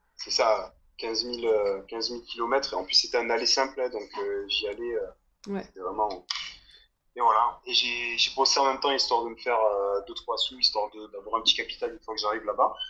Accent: south of France, France; moved away as an adult; now in Australia; je viens euh, du sud de la France

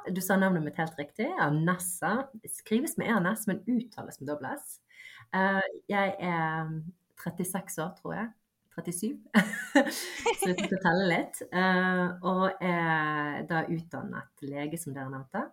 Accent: Bergen, Vestland, Norway; also born or lived in Bosnia / Voss / Askøy / Fjell; Det er jo der jeg har bodd uh, si mesteparten av livet.

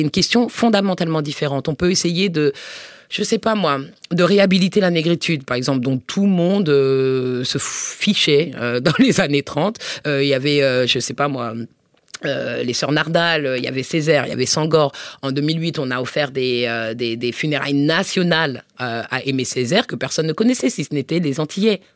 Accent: Paris suburbs, Île-de-France, France; also born or lived in United States; je suis née à Paris et que j'ai grandi en, banlieue parisienne.

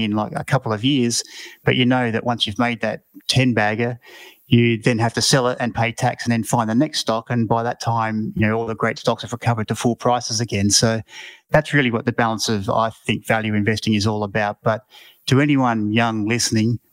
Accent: Mount Gambier, South Australia, Australia; I come from Mount Gambier in country South Australia

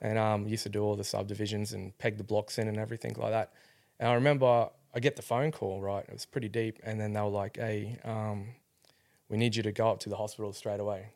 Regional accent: Rockhampton, Queensland, Australia; I grew up in Rockhampton.

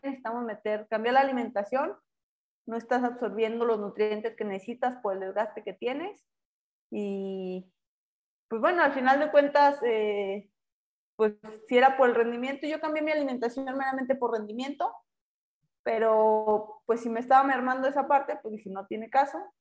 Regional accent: Durango, Mexico; now in León, Mexico; yo regresé a mi tierra, Durango. Eh, aquí les está estamos ahorita viviendo en León

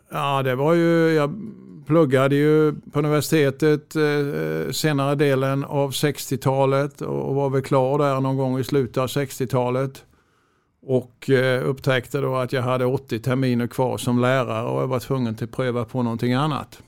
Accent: Växjö, Kronoberg County, Sweden; also born or lived in Örebro / Stockholm / Lund; Jag är ju uppvuxen i Växjö och, och eh, har bott i Växjö nästan hela mitt liv

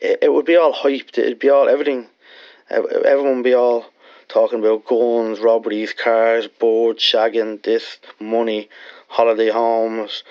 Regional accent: Ireland; I was from Lanchester

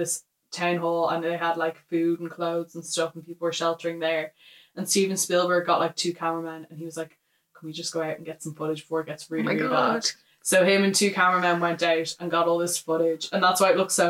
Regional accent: Ireland; us being Irish

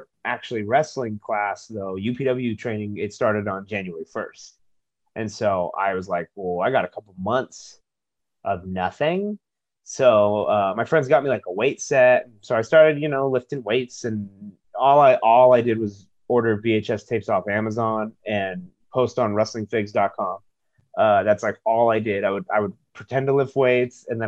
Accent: Chula Vista, California, United States; I grew up near the border in Chula Vista down South San Diego

